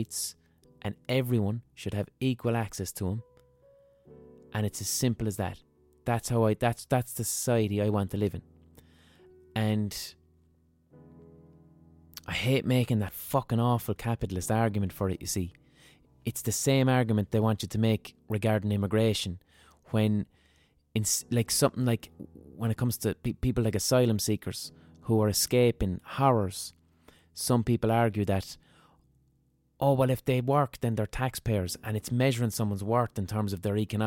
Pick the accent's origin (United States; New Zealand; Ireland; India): Ireland; Limerick, Munster; growing up in Limerick